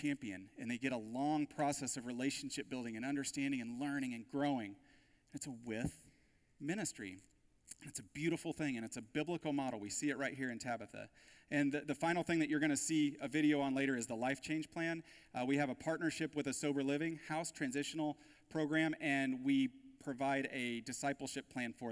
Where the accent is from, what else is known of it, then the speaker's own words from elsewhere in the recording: United States; the wealth and resources that we have as American Christians